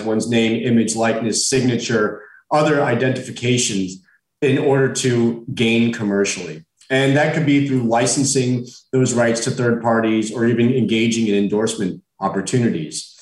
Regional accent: South Florida, United States; I'm born and raised in South Florida

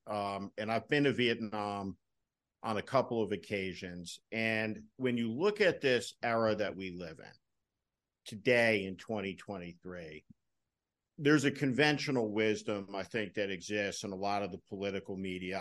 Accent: New Jersey, United States; Now, I came from New Jersey, a moderate Republican tradition

